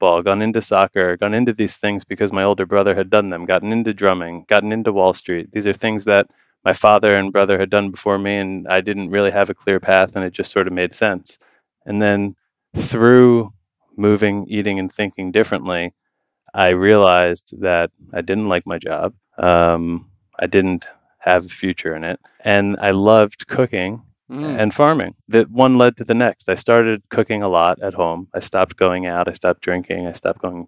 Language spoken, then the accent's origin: English; New Jersey, United States; I grew up in New Jersey most of my life with my mom, dad, and brother